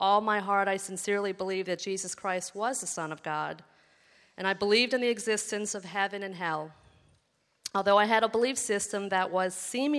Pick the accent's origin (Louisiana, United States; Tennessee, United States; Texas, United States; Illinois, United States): Louisiana, United States; New Orleans; I grew up in New Orleans, where I was raised in an average middle-class